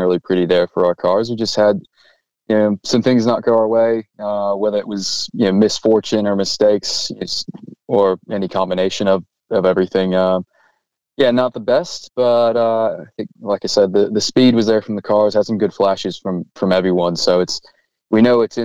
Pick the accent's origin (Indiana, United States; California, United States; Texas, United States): Indiana, United States; Indianapolis; moved away as an adult; now in Australia; I'm from Indianapolis, born and raised